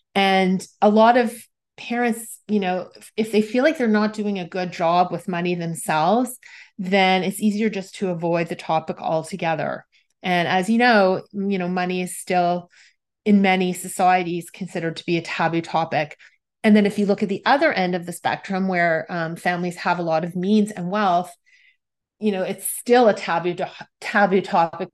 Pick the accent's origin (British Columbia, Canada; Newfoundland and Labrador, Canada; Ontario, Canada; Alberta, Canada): Ontario, Canada; Toronto; I am from Toronto, Canada